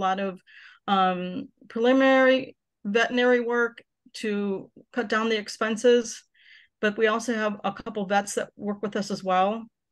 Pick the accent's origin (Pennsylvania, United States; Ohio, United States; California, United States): Ohio, United States; Akron; I am originally from the Akron area